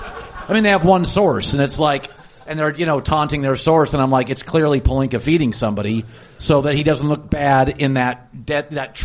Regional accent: Las Vegas, Nevada, United States; I grew up in Vegas

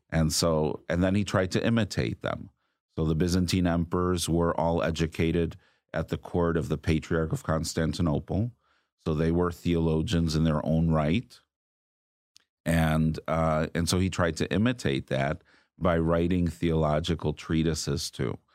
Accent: Chicago, Illinois, United States; also born or lived in Rome / Greece / Lebanon; now in Houston, United States; I am originally from Chicago

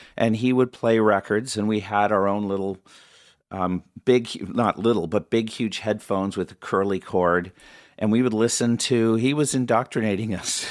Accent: Oshawa, Ontario, Canada; we grew up in Oshawa, Ontario

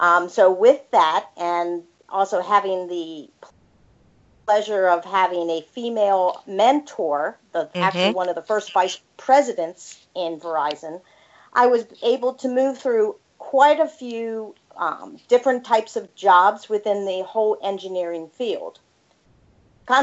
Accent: Annapolis, Maryland, United States; also born or lived in Massachusetts; I am actually originally from the Annapolis, Maryland area

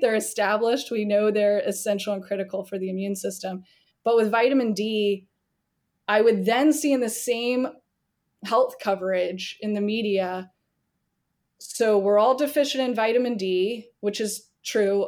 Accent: the South, United States; now in Charleston, South Carolina, United States; I'm born and raised in the South

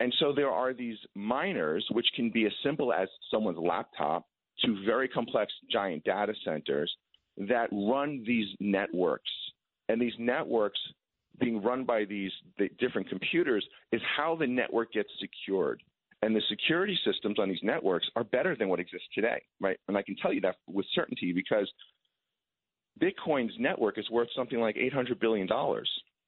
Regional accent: Long Island, New York, United States; I grew up on Long Island in the 70s.

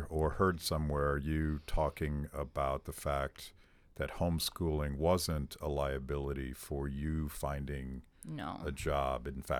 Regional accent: Pennsylvania, United States; I'm from Pennsylvania. It's possible that the teachers' unions have quite a grip on the system there.

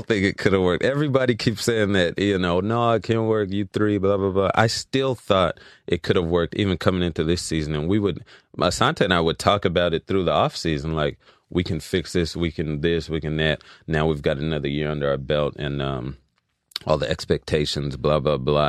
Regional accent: Los Angeles, California, United States; also born or lived in Louisiana / Philadelphia; I was raised here in Los Angeles

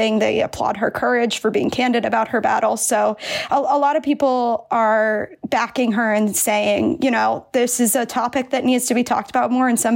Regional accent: Central Pennsylvania, United States; I'm from Central Pennsylvania

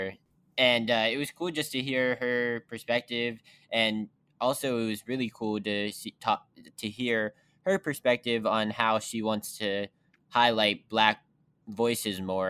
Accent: West Virginia, United States; moved away; I am from West Virginia

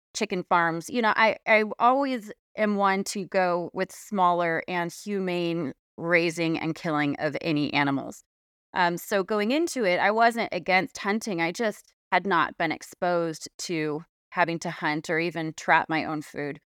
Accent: South Orange County, California, United States; moved away; I grew up in South Orange County in California.

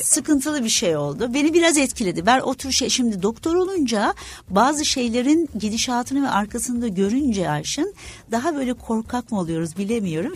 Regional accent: İzmir, Turkey; Tabii şimdi İzmirliyim aslında suda büyüdük, denizde büyüdük

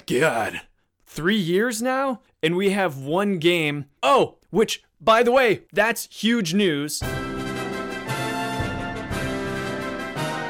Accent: Cleveland, Ohio, United States; I used to say I'm from Cleveland

